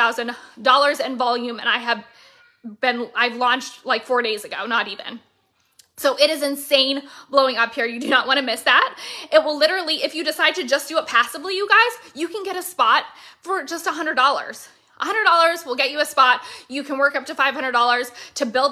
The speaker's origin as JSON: {"language": "English", "region": "Florida", "country": "United States", "said": "Licensed and registered out of my home state of Florida"}